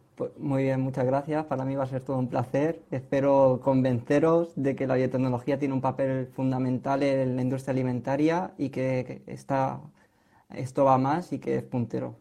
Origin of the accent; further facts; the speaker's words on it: Spain; como españolas que somos